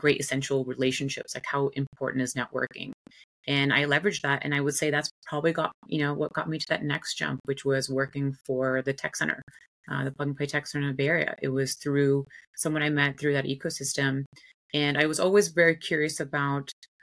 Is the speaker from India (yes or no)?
yes; India; moved away; also born or lived in United States; I was born and raised in India. Father is South Indian, mother's white American.